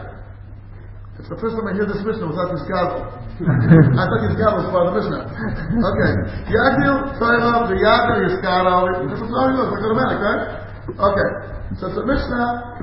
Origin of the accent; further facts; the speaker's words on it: United States; I grew up like that in America